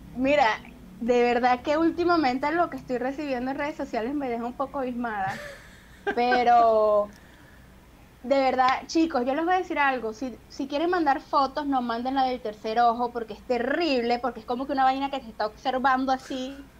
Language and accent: Spanish; Venezuela; moved away as an adult; now in Peru; yo saliera de Venezuela